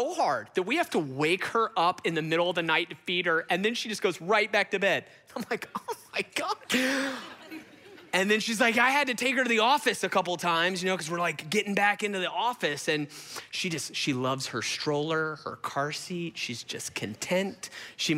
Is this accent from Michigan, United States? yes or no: no; Gwinnett, Georgia, United States; I grew up in Gwinnett.